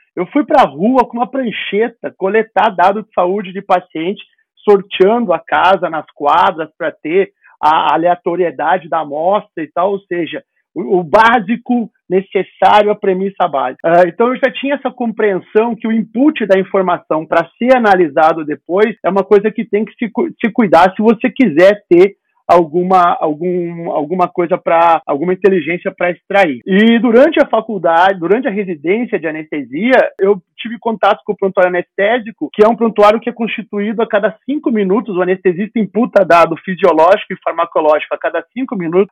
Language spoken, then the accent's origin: Portuguese; Rio Grande do Sul, Brazil; moved away as an adult; also born or lived in Campinas; eu sou natural do Rio Grande do Sul, eu fiz residência em Campinas